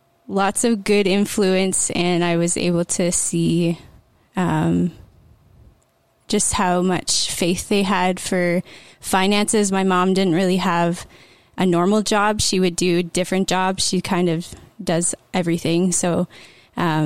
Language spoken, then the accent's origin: English; Bancroft, Ontario, Canada; I grew up in Bancroft and came to know the Lord pretty young